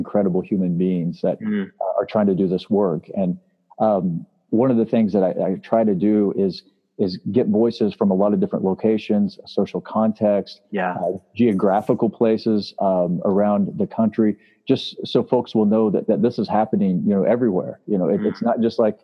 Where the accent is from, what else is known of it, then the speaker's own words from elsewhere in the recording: Springfield, Missouri, United States; also born or lived in Chicago; I ended up in Springfield, which is my hometown